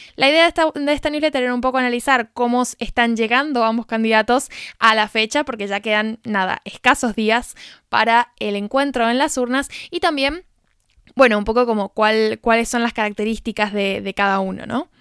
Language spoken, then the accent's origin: Spanish; Argentina; argentina que desconocía completamente de qué se tratan las fiestas en Alcoy